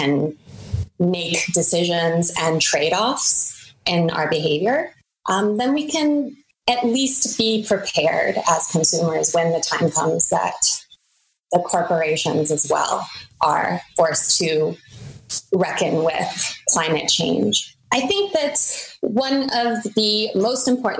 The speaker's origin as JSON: {"language": "English", "country": "United States", "moved": "yes", "lives_now": "Germany", "said": "myself as an American who lives in Germany"}